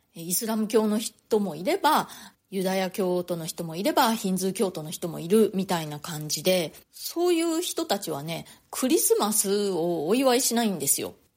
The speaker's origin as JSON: {"language": "Japanese", "country": "Japan", "tie": "born or raised there", "moved": "as an adult", "lives_now": "New York, United States", "said": "私も日本で生まれ育った"}